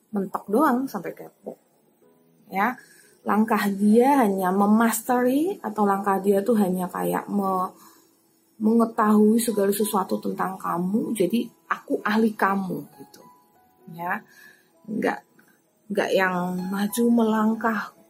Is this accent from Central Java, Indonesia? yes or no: yes; Semarang, Central Java, Indonesia; ya, karena aku bahasa Semarang. Saya orang Semarang. Jawanya Jawa Semarang. Bukan Jawa Timur.